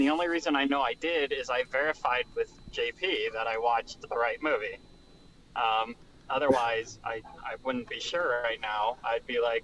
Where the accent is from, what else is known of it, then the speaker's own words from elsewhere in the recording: United States; I grew up in America